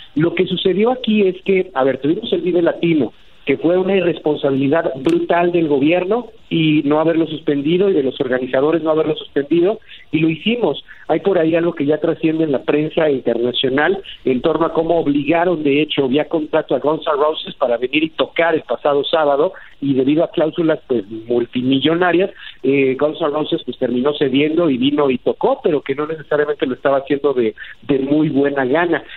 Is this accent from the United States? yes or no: no; Mexico; yo soy mexicano y defiendo a mi país